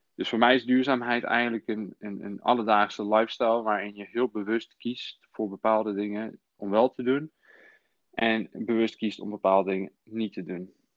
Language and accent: Dutch; Nijmegen, Gelderland, Netherlands; also born or lived in former Yugoslavia; Ik kom uit Nijmegen. Mijn oorsprong ligt in voormalig Joegoslavië. Um, en ik ben in 1995 hier in Nederland gekomen toen ik zes was, samen met mijn ouders.